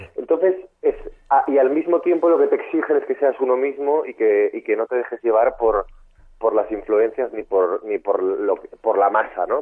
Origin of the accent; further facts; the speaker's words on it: Asturias, Spain; moved away as an adult; now in Madrid, Spain; soy un chico de Asturias